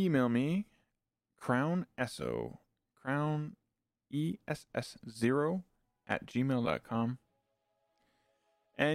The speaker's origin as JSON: {"language": "English", "country": "Canada", "said": "being a Canadian, having a bilingual national identity, I am by no means fluent in French, but I do tend to use what I do know mixed into my English."}